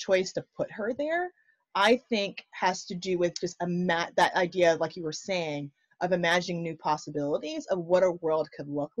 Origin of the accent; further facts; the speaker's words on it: United States; growing up in the States